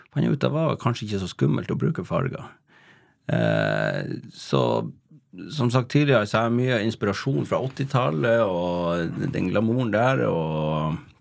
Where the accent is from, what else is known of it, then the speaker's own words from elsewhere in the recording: Tromsø, Troms, Norway; moved away; jeg vokste opp i Kattfjorden eh, på yttersida av Kvaløya i Tromsø.